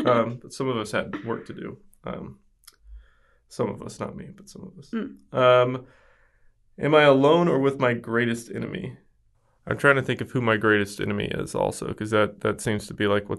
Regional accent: West Memphis, Arkansas, United States; I am from a small town in rural Arkansas, right outside of Memphis, Tennessee, that is so unoriginal. They called themselves West Memphis, Arkansas.

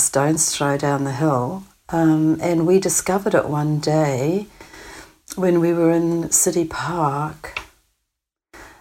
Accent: New Zealand; moved away as an adult; also born or lived in Manitoba, Canada; coming from New Zealand

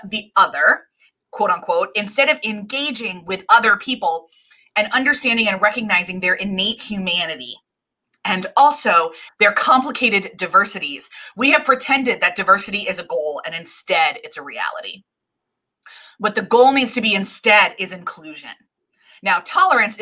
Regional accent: suburbs of Philadelphia, Pennsylvania, United States; I grew up in the suburbs, we, since I was 7 years old, we've owned a manufacturing factory in a very, very under-resourced neighborhood in Philadelphia called Kensington

